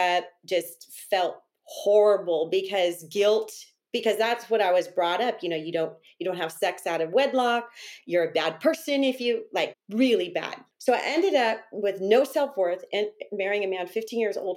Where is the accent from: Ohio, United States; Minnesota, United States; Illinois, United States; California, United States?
California, United States; Northern; I'm native from California, and I grew up in a town in Northern California.